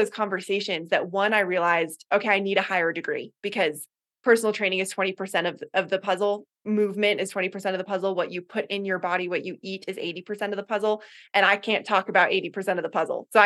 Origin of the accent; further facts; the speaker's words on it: Boulder, Colorado, United States; also born or lived in Gambier, Ohio / Puget Sound, Washington; now in Colorado Springs, United States; i'm from boulder colorado originally